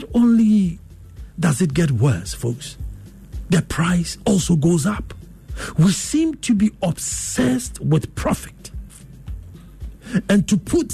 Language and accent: English; Ghana; I'm Ghanaian